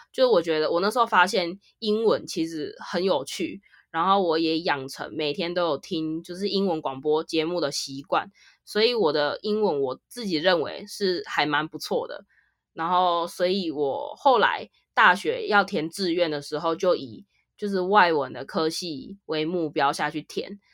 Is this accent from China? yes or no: no; Taiwan; 我是来自台湾，台湾卡拉 Kimashita